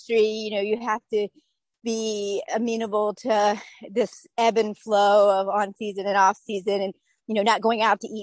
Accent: Urbanna, Virginia, United States; also born or lived in Naples, Florida / Hilton Head, South Carolina; now in Outer Banks, North Carolina, United States; I grew up in Urbana, Virginia, which is 3 hours north of here

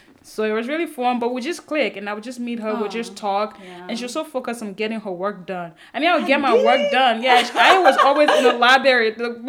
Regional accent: Côte d’Ivoire; first language French; English is a second language; also born or lived in Liberia; now in United States; I'm a Liberian by parents, but I was originally born in Ivory Coast, so French was my first language.

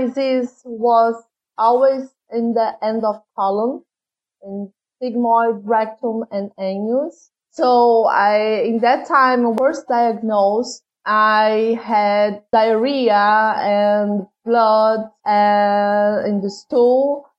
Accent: Brazil; English is a second language; Yes, sorry about my funny accent.

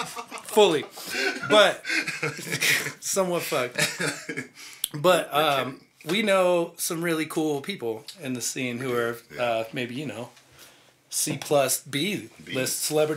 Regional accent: near Pittsburgh, Pennsylvania, United States; moved away; Pittsburgh, Pennsylvania, actually, close to my hometown, where I'm originally from

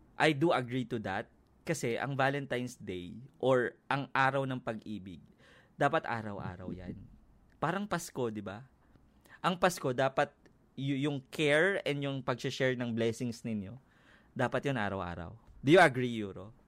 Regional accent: Quezon City, Metro Manila, Philippines; ano ako taga Quezon City ako. Malapit ako doon sa QAV. Sa Frisco lang ako eh

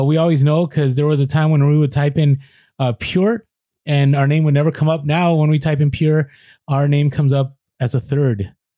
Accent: San Diego, California, United States; now in Maryland, United States; I'm from San Diego too. Nice. I grew up in the South Bay. We now live in Maryland, close to DC and Baltimore.

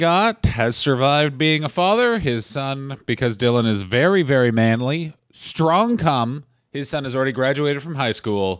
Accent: Canada; Also, I'm that Canadian guy

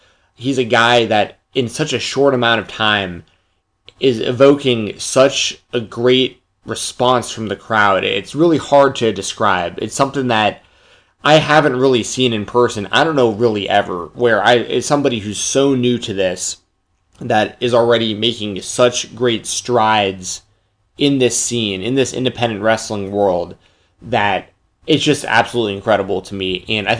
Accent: Atlanta, Georgia, United States; I'm 30 years old, man. I grew up in Atlanta, Georgia, actually pretty close to Lex Luger, matter of fact.

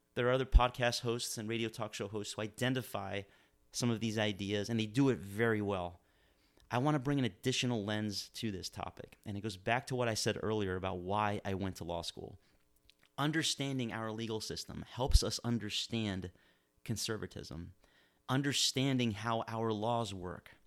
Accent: Miami, Florida, United States; now in Manchester, New Hampshire, United States; I was born and raised in Miami, Florida

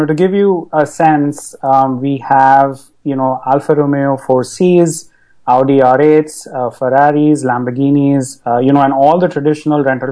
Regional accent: Mumbai, Maharashtra, India; moved away as an adult; now in United States; I grew up in Bombay, and moved to the US about a decade ago to study.

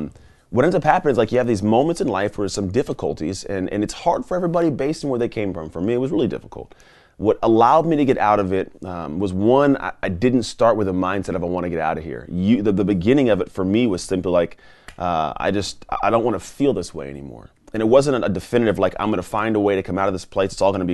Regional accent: Antioch, California, United States; also born or lived in Martinez; So I grew up in the San Francisco Bay Area. I didn't grow up in a zip code that was great, but it wasn't like horrible. It was like a pretty much a town called Martinez, which is actually nearby where we're at now. Then I actually grew up in a town called Antioch

